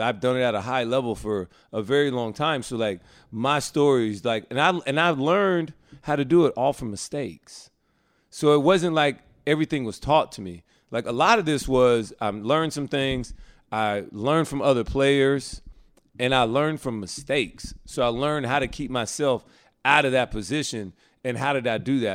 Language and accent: English; Alabama, United States; I grew up in Alabama